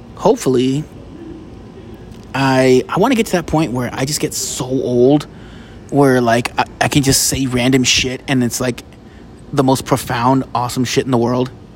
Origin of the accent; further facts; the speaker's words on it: United States; I'm an American